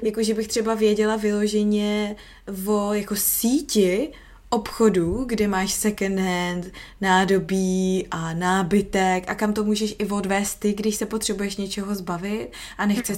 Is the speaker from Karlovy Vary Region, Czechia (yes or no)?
no; Prague, Czechia; moved away as an adult; also born or lived in United States / England; now in Australia; já jsem z Prahy